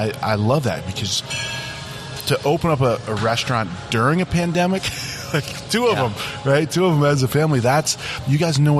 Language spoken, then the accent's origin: English; Ohio, United States; moved away; when I grew up in Ohio